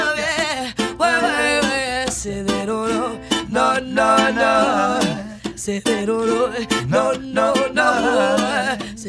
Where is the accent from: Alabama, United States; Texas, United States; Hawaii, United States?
Hawaii, United States; born or raised there; also born or lived in Philippines